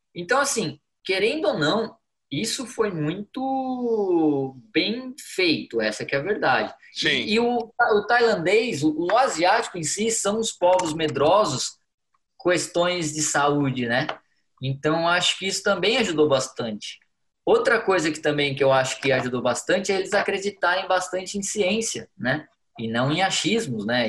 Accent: Jundiaí, São Paulo, Brazil; moved away as an adult; now in Bangkok, Thailand; eu procuro nem falar que eu sou brasileiro

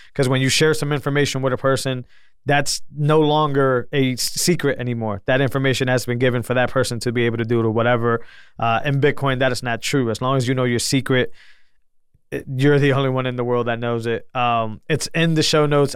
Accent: New England, United States; I'm from New England

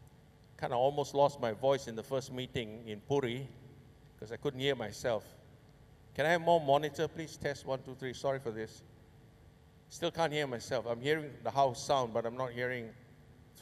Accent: Singapore; My grandpa and my dad came from Banjarmasin, you know, and I was born in Singapore

